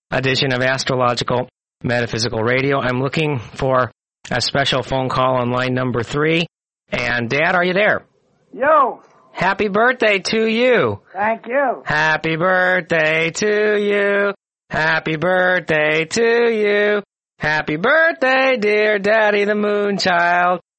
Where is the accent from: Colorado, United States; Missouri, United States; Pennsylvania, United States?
Missouri, United States; I'm from Missouri and I'm uh, pretty much of a skeptic and a doubting Thomas, more than you'll ever meet.